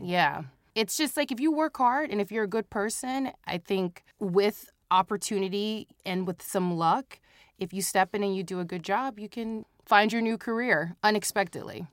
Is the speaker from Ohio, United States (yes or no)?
yes; Cincinnati, Ohio, United States; I am born and raised Cincinnati, Ohio, Midwest